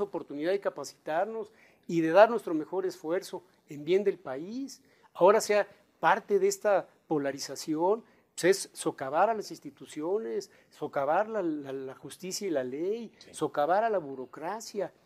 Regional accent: Mexico; aquí hay gente que somos de México, que somos mexicanos, que vamos a seguir viviendo en nuestro país

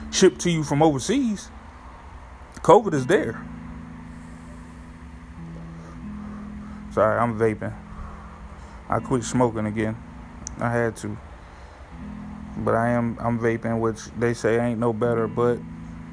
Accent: New Haven, Connecticut, United States; moved away; my home state of New Haven, Connecticut, or whatever. My hometown

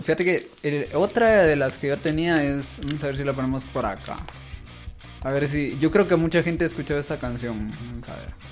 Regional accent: Jalapa, Guatemala; now in Guatemala City, Guatemala; yo soy de Jalapa

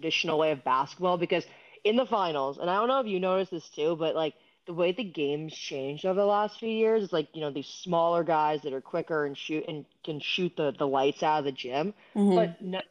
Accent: New York City, New York, United States; we grew up in the Northeast and, like, New York City

